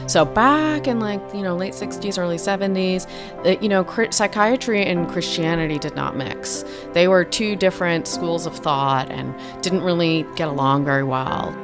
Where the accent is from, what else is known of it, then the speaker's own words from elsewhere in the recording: North Shore of Long Island, New York, United States; moved away as an adult; also born or lived in Lubbock, Texas; I was born in Lubbock, but my, mm, parents moved to Long Island, New York, the North Shore when I was two. So I grew up between two and, bete, you know, eighteen or twenty-two